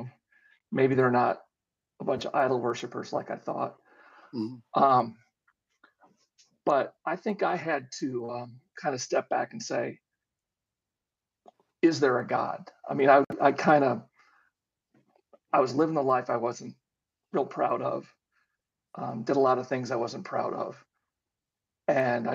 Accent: Chicago, Illinois, United States; moved away as an adult; also born or lived in Alabama / Nebraska; I am from the Midwest and grew up in Chicago, born in Chicago, grew up in the suburbs

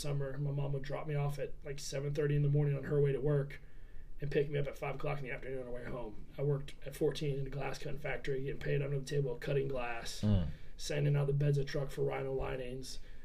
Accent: Beaufort, South Carolina, United States; I grew up in Beaufort

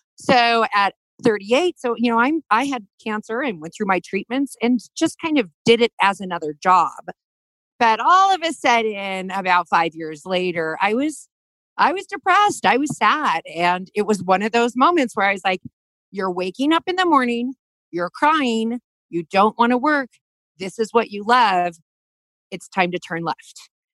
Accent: Denver, Colorado, United States; moved away as an adult; also born or lived in Italy; I'm from Park Hill. I went to East High School. And I also went to the Career Education Center. So at 16, during my Denver public school time

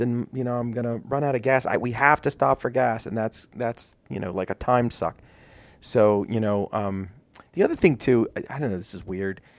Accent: Maryland, United States; we are from Maryland

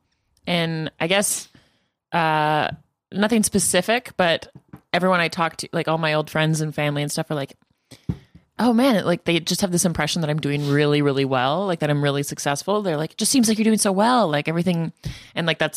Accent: Edmonton, Alberta, Canada; moved away as an adult; now in Toronto, Canada; growing up in Alberta

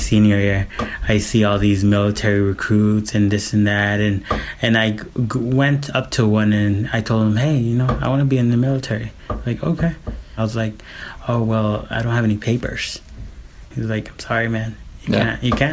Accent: Phoenix, Arizona, United States; also born or lived in Guadalajara, Mexico; I came here when I was 4 years old, 1986

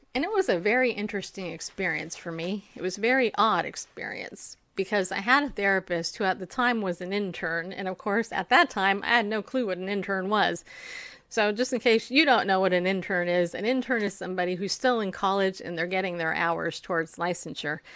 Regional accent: Riverside, California, United States; also born or lived in New York; I grew up in Southern California. I actually grew up in Riverside

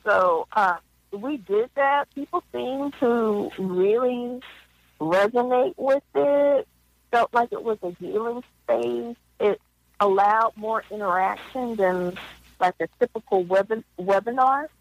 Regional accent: Philadelphia, Pennsylvania, United States; moved away as an adult; also born or lived in Minneapolis / Africa; I'm originally from Philadelphia

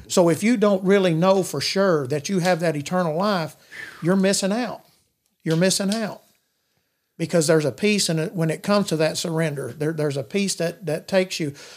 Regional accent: Madisonville, United States; I grew up in Madisonville all my life

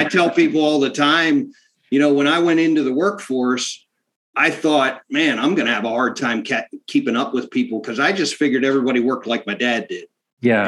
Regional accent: South Central Pennsylvania, United States; my dad bought a little farm farm uh, in South Central Pennsylvania

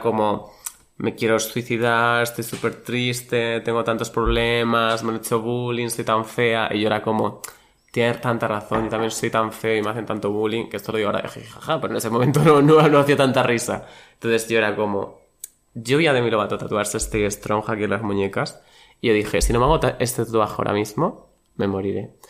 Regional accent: Badajoz, Extremadura, Spain; now in Madrid, Spain; yo de Badajoz

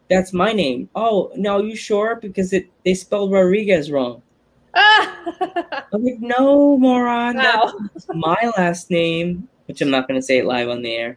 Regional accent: Long Island, New York, United States; moved away as an adult; now in Milford, United States; I grew up on Long Island. I didn't grow up here. I've been here for 15 years

